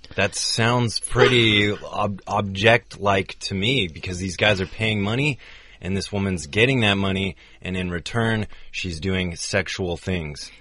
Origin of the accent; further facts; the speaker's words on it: United States; as an American in the U.S.